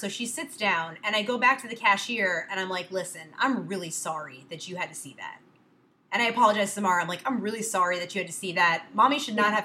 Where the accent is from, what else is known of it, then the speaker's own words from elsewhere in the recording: New York, United States; moved away; I'm from New York